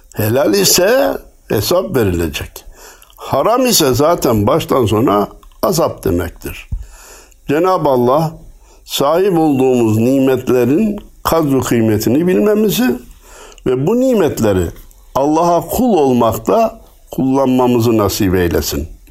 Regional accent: Turkey

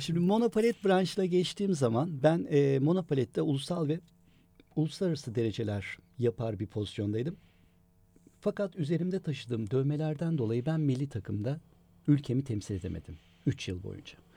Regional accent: Istanbul, Turkey; İstanbul doğumluyum ben

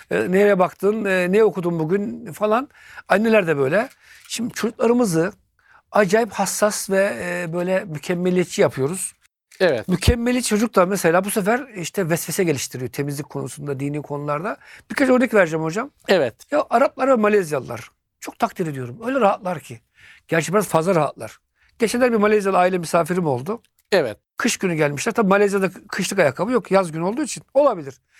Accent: Turkey; Ben Türk'üm. Annesinin umurunda değil. Ya çocuk soğuk karlı havada gezmiş bu çocuğun ayakları üşümez. Bizim Türk anneler olsa bırak ıslak ayakla gezmeyi Aman Allah'ım.

